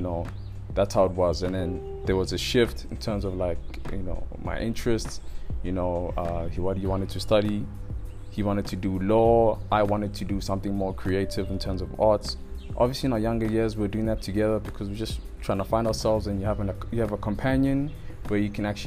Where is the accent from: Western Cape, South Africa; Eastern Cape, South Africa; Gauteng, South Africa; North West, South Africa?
Gauteng, South Africa; Roodepoort; also born or lived in Northcliff, Johannesburg; I was born in Flower Clinic